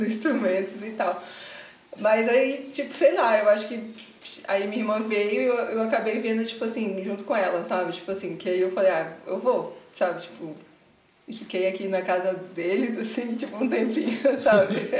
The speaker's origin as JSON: {"language": "Portuguese", "town": "Vitória", "region": "Espírito Santo", "country": "Brazil", "moved": "as an adult", "lives_now": "São Paulo, Brazil", "said": "eu sou de Vitória, Espírito Santo"}